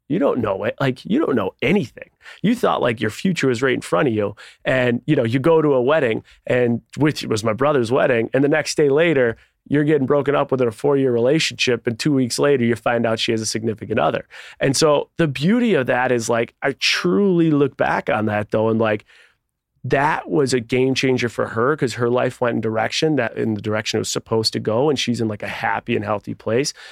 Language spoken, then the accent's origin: English; Buffalo, New York, United States; Grew up in Buffalo, New York